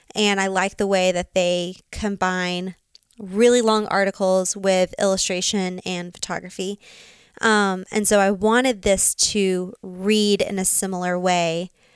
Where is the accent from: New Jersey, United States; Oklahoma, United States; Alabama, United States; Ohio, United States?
Alabama, United States; Birmingham; moved away as an adult; also born or lived in Auburn, Alabama / Dallas, Texas; now in Montana, United States; Birmingham, Alabama.